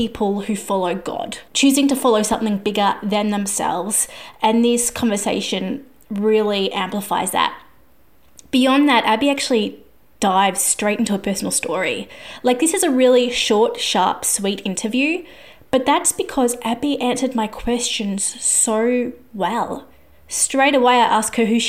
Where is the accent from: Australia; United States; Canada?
Australia; I am an Aussie music journalist